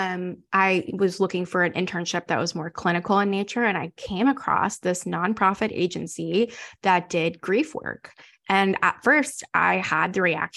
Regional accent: North Carolina, United States; moved away as an adult; now in Houston, United States; we're from North Carolina and we moved here

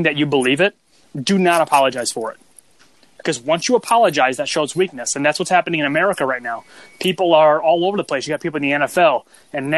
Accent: United States; I'm an American

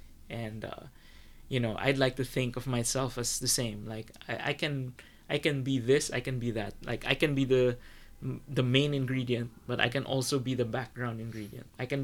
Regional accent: Philippines; So whenever people ask me, I always say I'm Filipino.

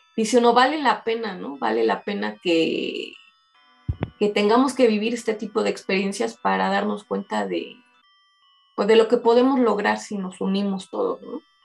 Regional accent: Mexico City, Mexico; como mexicanos, como este, coloquialmente nos dicen en, México los chilangos

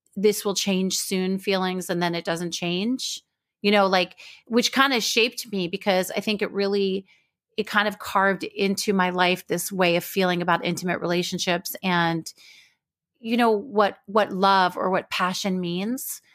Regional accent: Israel; I was born in Israel

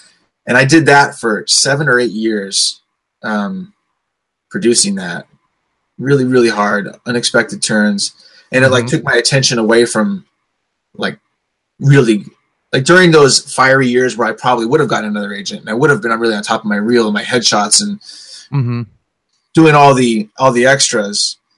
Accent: St. Louis, Missouri, United States; One of my favorite funny things, people, when people come to town, I'm from St. Louis.

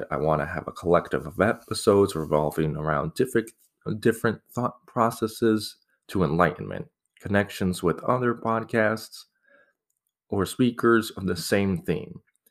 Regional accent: Scottsdale, Arizona, United States; I grew up in Arizona, Scottsdale, a lovely place. Started from desert. Now it's like turning into this metropolis in the desert.

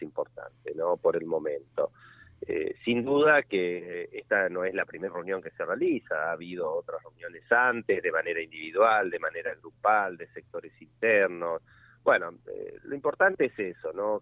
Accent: Santa Fe, Argentina; lo que uno siente del norte de Santa Fe y como santafesino

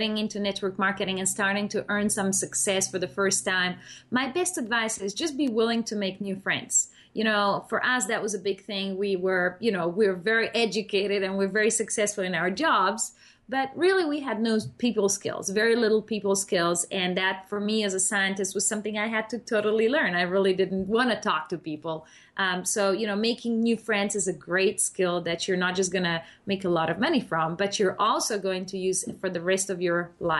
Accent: Slovenia; moved away as an adult; now in Australia; We are from Spain for Miguel and Slovenia for myself

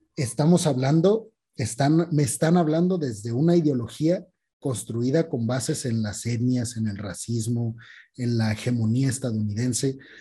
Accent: Mexico; como mexicanos

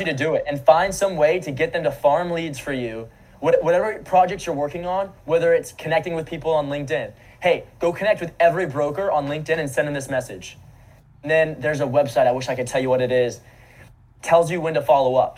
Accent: Naples, Florida, United States; I grew up in Naples, Florida.

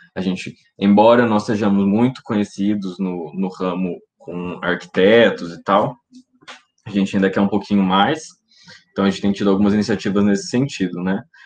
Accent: Maringá, Paraná, Brazil; also born or lived in Londrina; E eu sou de Maringá, no Paraná, moro aqui no caso, nasci em Londrina, mas moro em Maringá

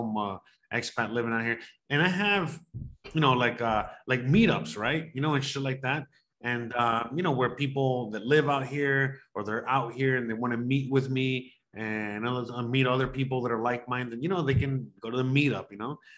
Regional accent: Miami, Florida, United States; moved away; I grew up in Miami

